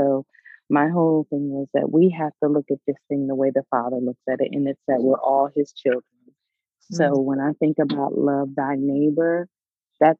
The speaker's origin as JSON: {"language": "English", "region": "Delaware", "country": "United States", "tie": "born or raised there", "also_born_or_lived": "the South (US)", "moved": "as an adult", "said": "I grew up in the North. I grew up in Delaware, and actually I'm there right now"}